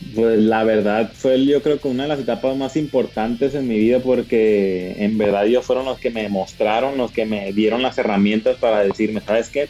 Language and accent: Spanish; Culiacán, Sinaloa, Mexico; aquí en Culiacán, Sinaloa, ya sabes, pues de donde yo soy, donde nací